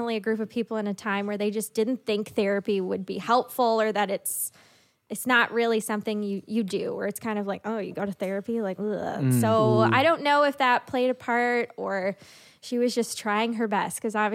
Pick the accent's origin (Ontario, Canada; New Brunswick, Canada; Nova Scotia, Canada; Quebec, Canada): New Brunswick, Canada; Sussex; also born or lived in Moncton; I grew up in Sussex. So like in New Brunswick, a small town